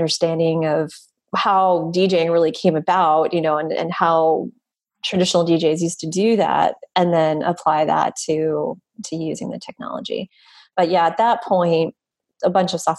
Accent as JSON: {"language": "English", "region": "East Coast", "country": "United States", "tie": "born or raised there", "also_born_or_lived": "New York", "moved": "as an adult", "said": "my family and the environment that I was raised in the East Coast, which is more conservative"}